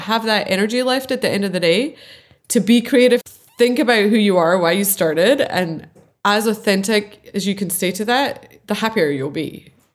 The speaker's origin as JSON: {"language": "English", "region": "Scotland", "country": "United Kingdom", "said": "I'm Scottish"}